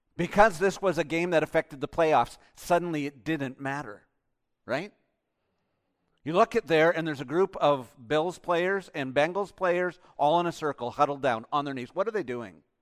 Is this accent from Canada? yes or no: yes; Canada; I'm Canadian